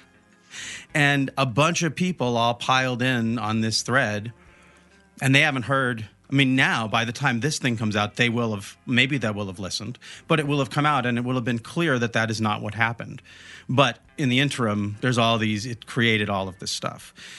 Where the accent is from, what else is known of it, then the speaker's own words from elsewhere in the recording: Olympia, Washington, United States; I'm from Olympia